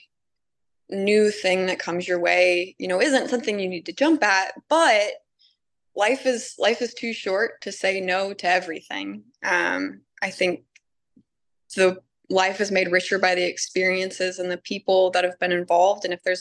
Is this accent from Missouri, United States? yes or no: no; Cincinnati, Ohio, United States; I'm from Cincinnati